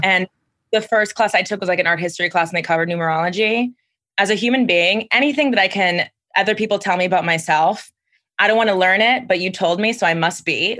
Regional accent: Miami, Florida, United States; I'm from Miami, Florida

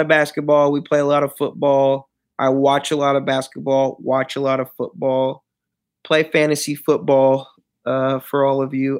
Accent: Michigan, United States; moved away as an adult; now in Houston, United States; then the Detroit Pistons because I'm from Michigan.

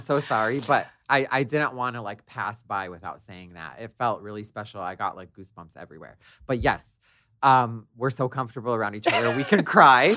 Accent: Detroit, Michigan, United States; I grew up in Detroit, I'm the youngest of five

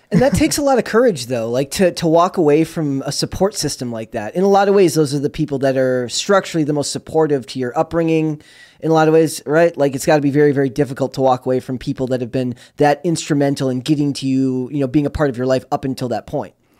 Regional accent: Minnesota, United States; I'm from Minnesota

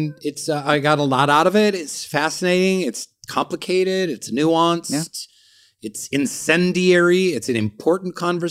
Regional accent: United States; we white Americans

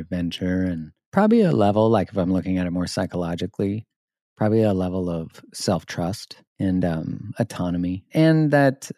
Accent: Canada; I'm Canadian.

